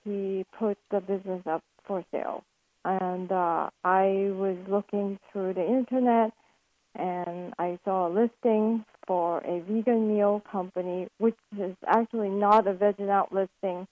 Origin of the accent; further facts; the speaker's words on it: Malaysia; moved away as an adult; now in California, United States; I'm actually originally from Malaysia. I came to the United States for college.